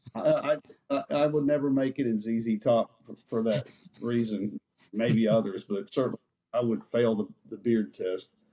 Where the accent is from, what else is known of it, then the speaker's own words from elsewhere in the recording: Dallas, Texas, United States; I grew up in Dallas in the '60s. We had a really good station here called KLIF